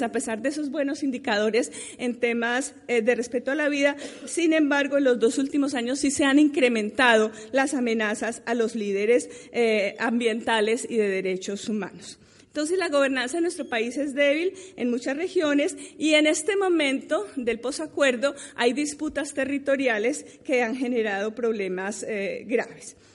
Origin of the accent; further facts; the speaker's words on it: Colombia; nosotros mismos como colombianos